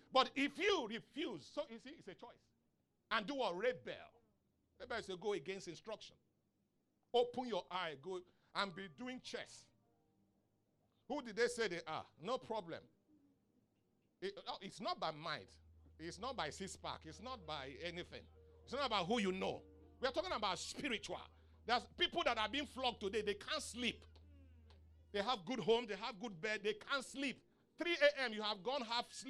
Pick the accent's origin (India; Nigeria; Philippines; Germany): Nigeria